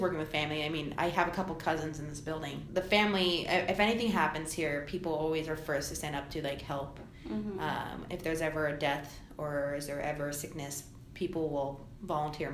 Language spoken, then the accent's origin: English; Anchorage, Alaska, United States; being raised in Alaska. I mean, I was raised here in Anchorage